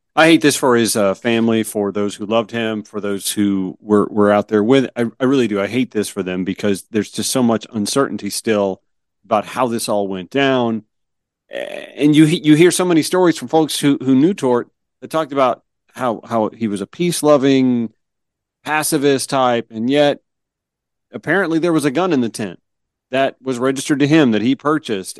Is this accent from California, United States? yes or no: no; Georgia, United States; moved away as an adult; also born or lived in Myrtle Beach, South Carolina; I grew up in Georgia